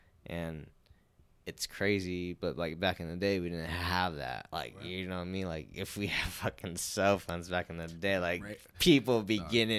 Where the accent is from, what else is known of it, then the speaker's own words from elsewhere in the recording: California, United States; No, because, like, there's actually a good community of Asian people in Sonoma County.